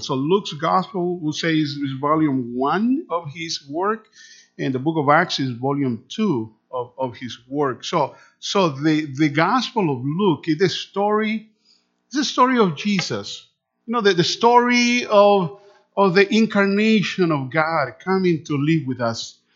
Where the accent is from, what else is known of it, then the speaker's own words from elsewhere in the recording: Managua, Nicaragua; first language Spanish; English is a second language; moved away; also born or lived in Canada / California; I was born in Managua Nicaragua is a country just between Honduras and Costa Rica